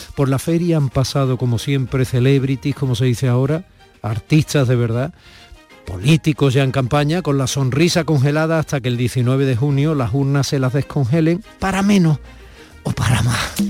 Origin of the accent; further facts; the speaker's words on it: Andalusia, Spain; los que somos andaluces